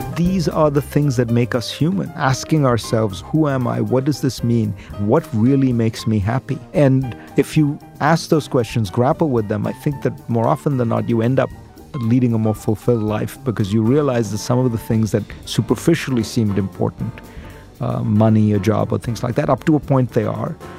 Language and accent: English; India; moved away as an adult; now in United States; I grew up in India.